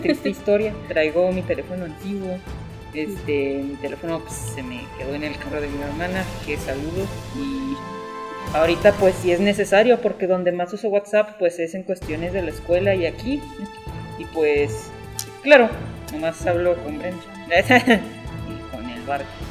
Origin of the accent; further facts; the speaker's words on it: Mexico; como mexicanos